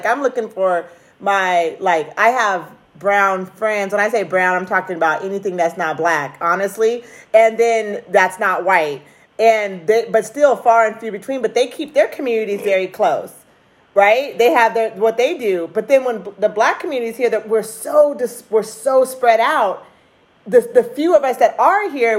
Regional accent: Oregon, United States; Oh, well, first of all, I lived it. My parents moved here in 1970, I want to say one.

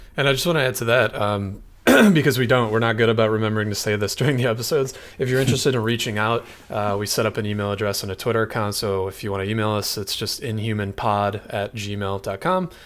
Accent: Michigan, United States; now in San Francisco Bay Area, United States; I'm from Michigan originally, and that's where Mike and I met, uh, but I now live in the San Francisco Bay Area

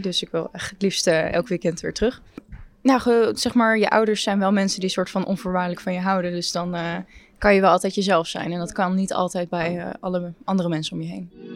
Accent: Enschede, Overijssel, Netherlands; moved away as an adult; now in Utrecht, Netherlands; Ik kom uit Enschede

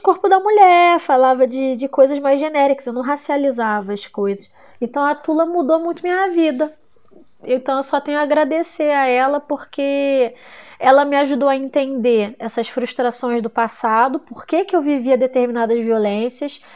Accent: Brazil; somos latinos no Brasil

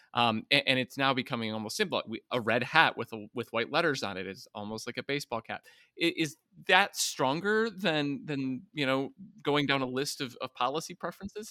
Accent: West Virginia, United States; moved away; also born or lived in Flint, Michigan; being from Flint, Michigan, and growing up in West Virginia

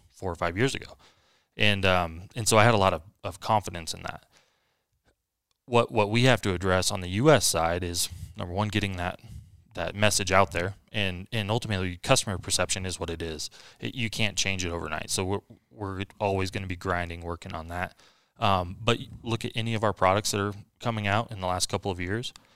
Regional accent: Wilsonville, Oregon, United States; my hometown at the time, uh, up in Wilsonville, Oregon

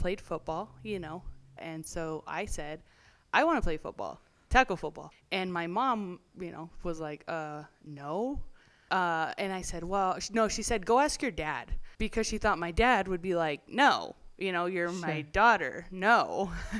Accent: California, United States; I grew up in California and single mom home

